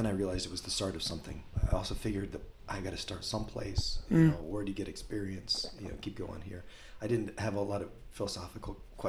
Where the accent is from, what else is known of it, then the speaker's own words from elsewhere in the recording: Iowa, United States; moved away as an adult; also born or lived in Creston, Iowa / Spencer, Iowa; now in Sioux Falls, United States; I grew up in places around Iowa. Creston, ended up in Spencer, and now I live in Sioux Falls, South Dakota.